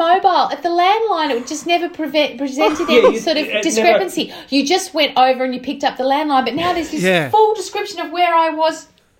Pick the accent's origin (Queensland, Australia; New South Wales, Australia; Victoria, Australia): New South Wales, Australia; Sydney; I'm from Sydney